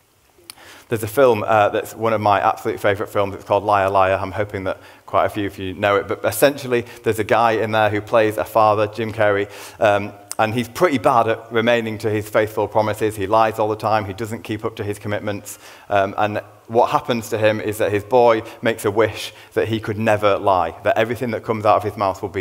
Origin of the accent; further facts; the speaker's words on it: Leeds, Yorkshire and the Humber, United Kingdom; I'm a man from Leeds